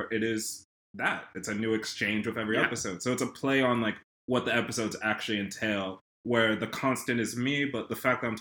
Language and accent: English; Rockland County, New York, United States; also born or lived in London, United Kingdom; how I grew up in Rockland